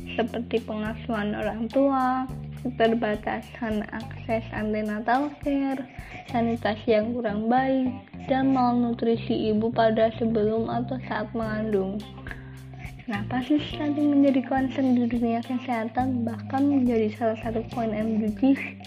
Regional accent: Kendal, Central Java, Indonesia; aku berasal dari Kabupaten Kendal

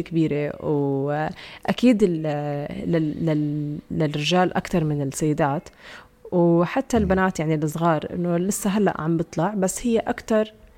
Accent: Jordan; عندنا بالأردن

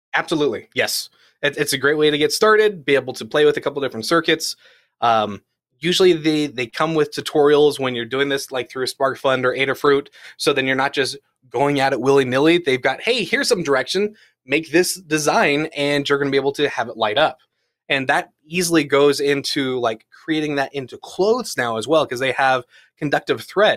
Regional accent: United States; growing up in the California, Nevada area, so, like, Palm Springs

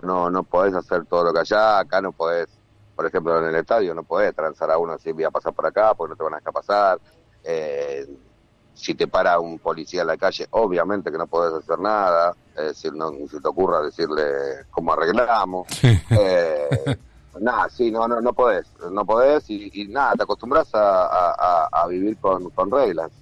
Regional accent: Argentina; moved away as an adult; also born or lived in Dominican Republic; now in Miami, United States; Yo soy argentino por un tema de sentimiento

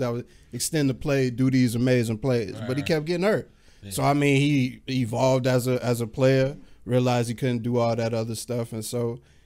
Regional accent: Chicago, Illinois, United States; Born and raised in Chicago.

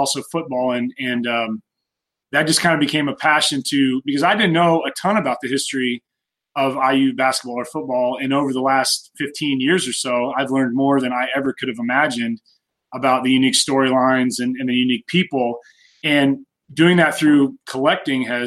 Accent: Bloomington, Indiana, United States; I grew up in Bloomington

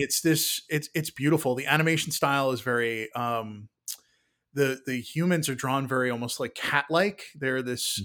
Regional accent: New York City, New York, United States; I grew up in New York City

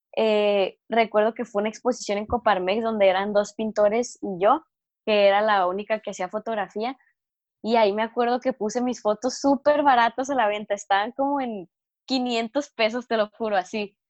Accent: Mexico; primer mexicana y joven de 17 años

